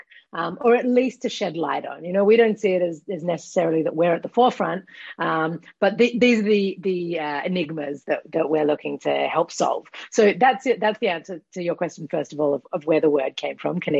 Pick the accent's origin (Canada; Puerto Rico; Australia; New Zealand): Australia; accent: Australian; moved away as an adult; now in Israel; I'm Australian, as you might be able to hear from my accent, but I've been in Israel for the past 15 years now